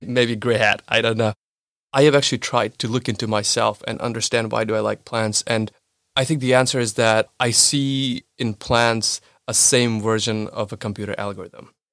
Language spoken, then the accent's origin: English; India; moved away as an adult; also born or lived in United States / Israel / United Arab Emirates / New York; now in Germany; I was born and raised in India, but then I've been moving and relocating for last seven years, uh, bunch of countries.